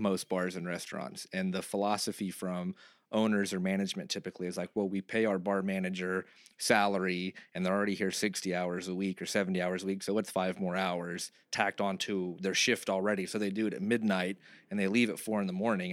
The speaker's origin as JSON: {"language": "English", "region": "Texas", "country": "United States", "moved": "yes", "said": "I'm from Texas"}